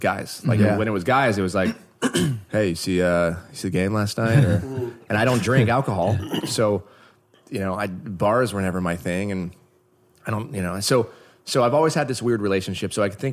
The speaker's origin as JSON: {"language": "English", "region": "Oregon", "country": "United States", "tie": "born or raised there", "moved": "yes", "lives_now": "Los Angeles, United States", "said": "I grew up in Oregon"}